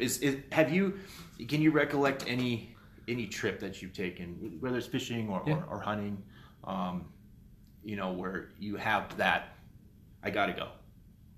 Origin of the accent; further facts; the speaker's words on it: Southern California, United States; I grew up in Southern California